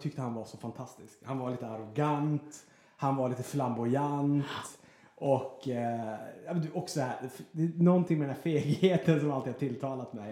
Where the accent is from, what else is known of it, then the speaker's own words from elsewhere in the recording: Luleå, Norrbotten County, Sweden; moved away as an adult; also born or lived in Gothenburg; now in Stockholm, Sweden; vi alla bodde i Luleå och det var liksom mina barndomskompisar